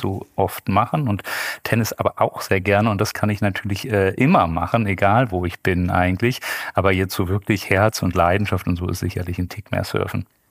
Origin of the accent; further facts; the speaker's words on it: Bonn, North Rhine-Westphalia, Germany; also born or lived in Düsseldorf / Cologne; Ich bin in Bonn geboren, habe äh, lange in Düsseldorf gearbeitet